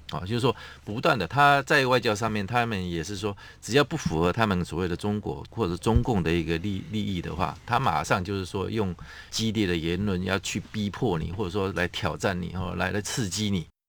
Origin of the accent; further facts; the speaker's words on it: Taiwan; 我们台湾这边